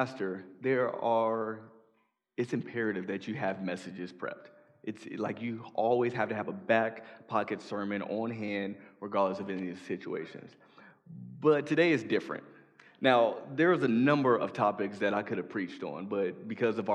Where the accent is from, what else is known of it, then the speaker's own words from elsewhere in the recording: Chicago, Illinois, United States; moved away; I'm from Chicago